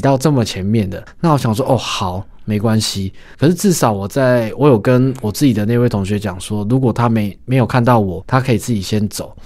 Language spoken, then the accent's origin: Chinese; Taiwan; 我们台湾人